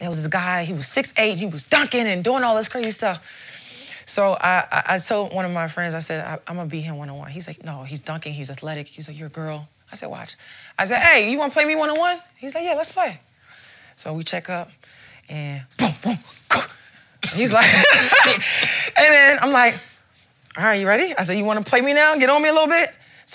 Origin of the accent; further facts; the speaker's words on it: Baltimore, Maryland, United States; moved away; I'm from Baltimore